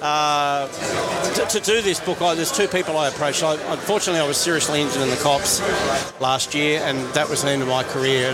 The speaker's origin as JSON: {"language": "English", "town": "Sydney", "region": "New South Wales", "country": "Australia", "tie": "born or raised there", "said": "born in 65, grew up in North Sydney"}